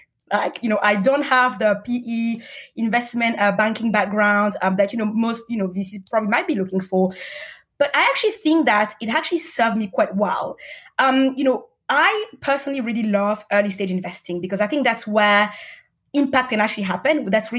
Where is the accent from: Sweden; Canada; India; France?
France; Paris, Île-de-France; also born or lived in Senegal / Russia; So I grew up in Paris as well. I lived a little bit in Senegal, spent some time in Russia